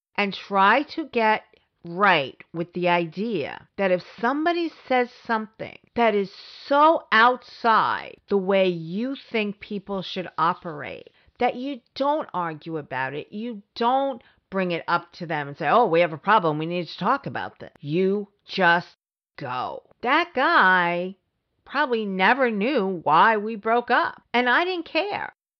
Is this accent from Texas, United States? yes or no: no; New York, United States; I come from New York